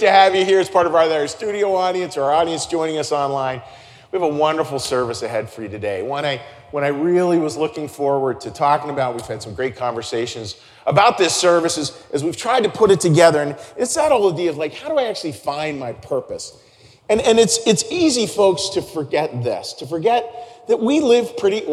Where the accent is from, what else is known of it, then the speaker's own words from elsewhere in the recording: Pittsburgh, Pennsylvania, United States; growing up in Pittsburgh